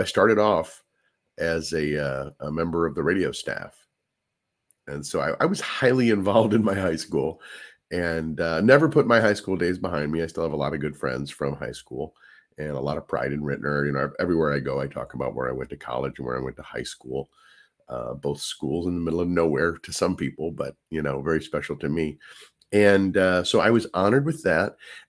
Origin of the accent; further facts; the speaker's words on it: St. Louis, Missouri, United States; Yeah. Born in St. Louis. Traveled all around as a kid, but we always came back to St. Louis. That's my hometown.